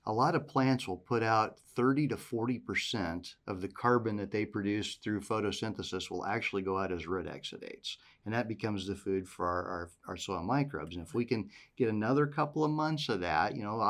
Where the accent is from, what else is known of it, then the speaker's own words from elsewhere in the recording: Western Iowa, United States; moved away; I grew up in Western Iowa